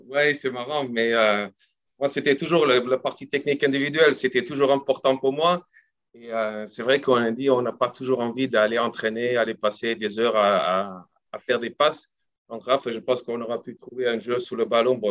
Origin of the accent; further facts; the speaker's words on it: South Africa; French is a second language; moved away as an adult; also born or lived in France; C'est pas parce que je suis pas sud-africaine, j'y serai toujours et j'ai toujours mon accent, hein, ça n'a pas changé